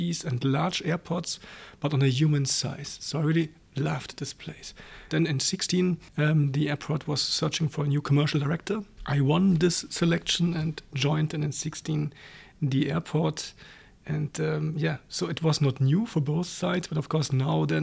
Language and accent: English; East Germany, Germany; moved away as an adult; also born or lived in Berlin / Frankfurt; now in Luxembourg; I was born in East Germany